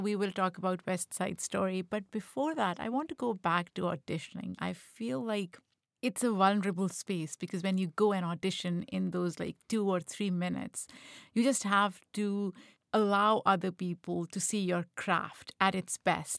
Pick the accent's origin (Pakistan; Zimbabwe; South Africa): Pakistan; moved away; Growing up in Pakistan